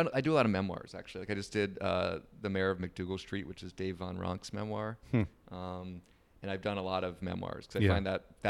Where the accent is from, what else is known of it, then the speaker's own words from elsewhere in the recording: Florida, United States; also born or lived in New Jersey; Mostly. I grew up there. I was born in New Jersey, but was in Florida between the ages of 6 and 22, I think.